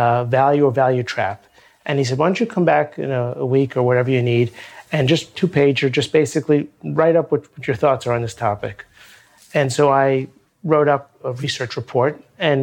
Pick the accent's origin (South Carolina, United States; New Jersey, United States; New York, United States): New York, United States; New York City; also born or lived in London; I'm a lifelong New Yorker. I grew up in Brooklyn